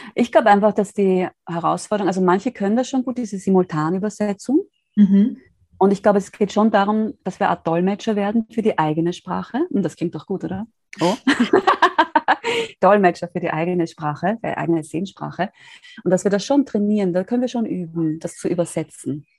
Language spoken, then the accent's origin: German; Austria; ich bin aus Österreich